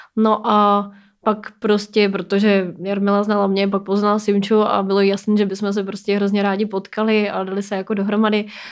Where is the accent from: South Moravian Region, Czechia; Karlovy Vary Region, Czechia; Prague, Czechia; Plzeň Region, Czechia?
Plzeň Region, Czechia; Plzeň; mi je 33 let a pocházím z Plzně